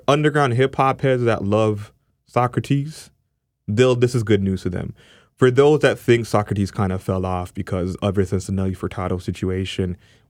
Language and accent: English; Canada; especially being a Canadian artist.